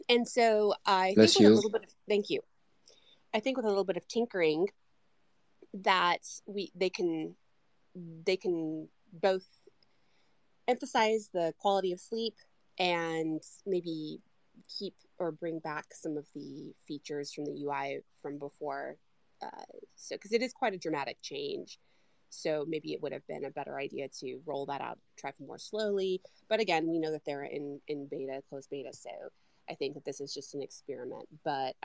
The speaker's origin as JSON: {"language": "English", "country": "United States", "said": "I'm American"}